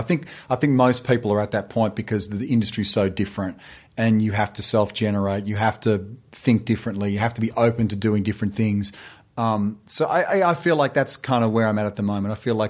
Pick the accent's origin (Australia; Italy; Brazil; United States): Australia; moved away; they're calibrating the fact that I'm Australian.